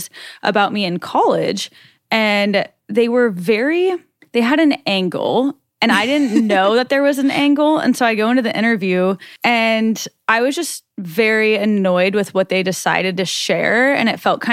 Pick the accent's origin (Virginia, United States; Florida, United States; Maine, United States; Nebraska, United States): Nebraska, United States; I'm from Nebraska